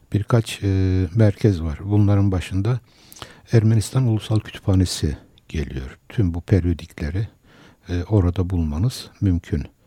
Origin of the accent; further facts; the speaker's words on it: Istanbul, Turkey; also born or lived in Kayseri; 1950 ee, Kayseri doğumluyum. Ee, ama Kayseriliğimden eser yok. Çünkü 7 yaşında e, İstanbul'a e, geldim.